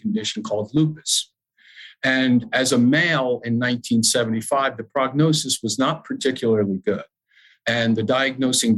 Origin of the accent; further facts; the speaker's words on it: Madison, New Jersey, United States; I was the fitness director at my hometown YMCA in Madison, New Jersey